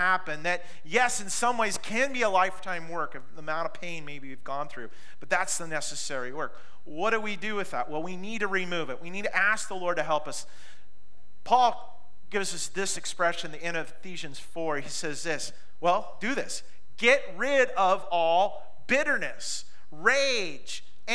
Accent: Pacific Northwest, United States; Growing up in the Pacific Northwest, if you're with me on this, we've all had the good fight to eliminate blackberries

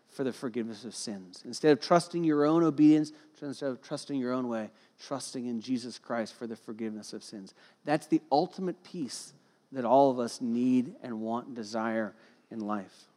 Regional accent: Cincinnati, Ohio, United States; I grew up in Cincinnati, Ohio, and I went to Kings Island as a kid

